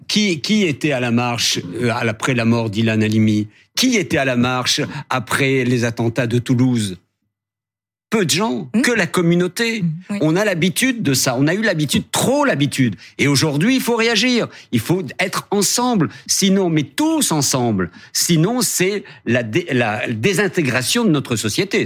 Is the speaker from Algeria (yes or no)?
yes; Algiers, Algeria; now in France; le petit blond de la Casbah, qui raconte mon enfance en Algérie